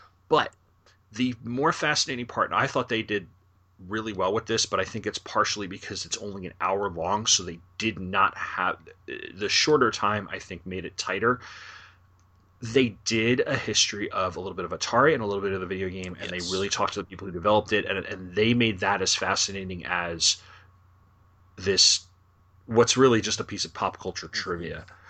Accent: New York area, United States; I'm from the New York area

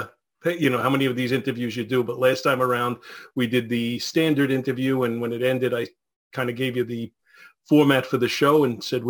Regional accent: New York City, New York, United States; also born or lived in East Meadow; now in Plainview, United States; I grew up in Brooklyn. Moved in 96 to East Meadow

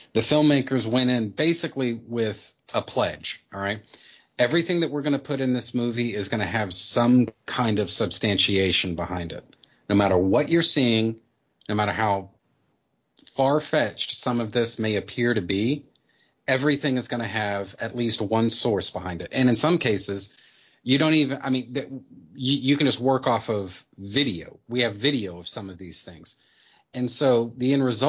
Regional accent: United States; for me as an American

